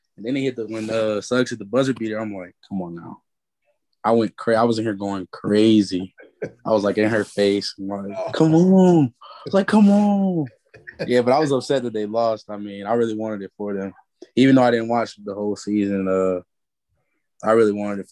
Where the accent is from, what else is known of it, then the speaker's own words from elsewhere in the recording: Georgia, United States; moved away as an adult; now in Kentucky, United States; I'm from Georgia